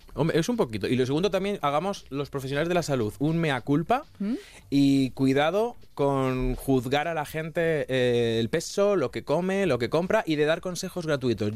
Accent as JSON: {"language": "Spanish", "town": "Toledo", "region": "Castilla-La Mancha", "country": "Spain", "said": "yo soy de Castilla-La Mancha"}